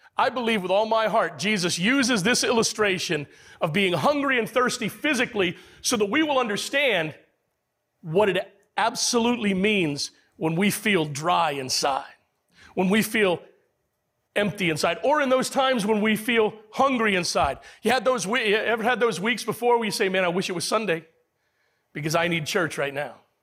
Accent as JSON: {"language": "English", "country": "United States", "said": "as American men"}